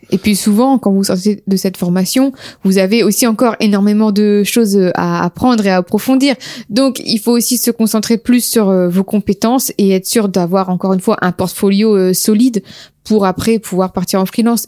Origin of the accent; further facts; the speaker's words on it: Amiens, Hauts-de-France, France; nous sommes d'Amiens